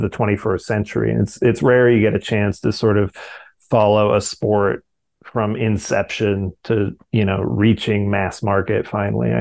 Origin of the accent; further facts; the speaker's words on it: Fresno, California, United States; the local karate classes in Fresno, which is where I grew up in Central California